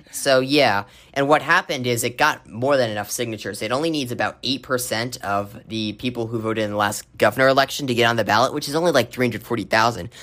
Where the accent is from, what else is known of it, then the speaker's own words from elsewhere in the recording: Arizona, United States; my home state of Arizona